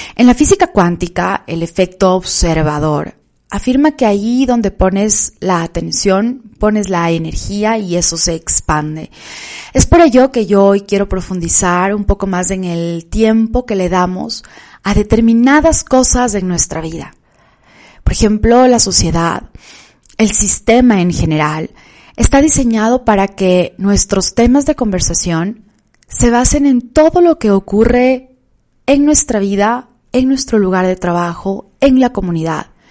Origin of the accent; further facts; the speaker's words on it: Quito, Pichincha, Ecuador; en la ciudad de Quito, donde vivo, de donde soy